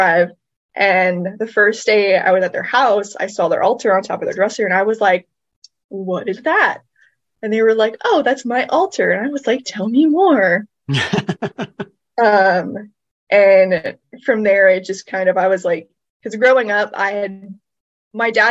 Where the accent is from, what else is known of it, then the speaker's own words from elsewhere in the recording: Norfolk, Virginia, United States; moved away as an adult; also born or lived in San Diego / Washington State; I was born and raised in Norfolk